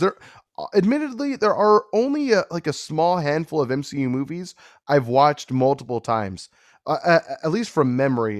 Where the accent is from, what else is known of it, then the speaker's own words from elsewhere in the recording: California, United States; I'm from California, born and raised